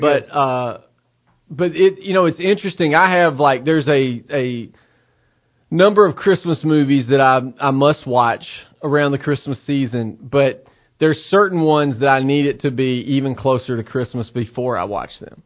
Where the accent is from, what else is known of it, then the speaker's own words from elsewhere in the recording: United States; as an American